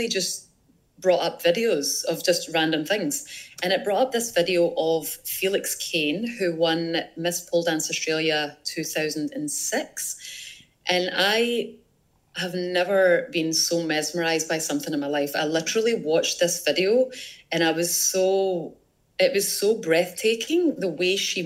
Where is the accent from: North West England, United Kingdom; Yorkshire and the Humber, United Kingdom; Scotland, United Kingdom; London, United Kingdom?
Scotland, United Kingdom; I'm from Scotland.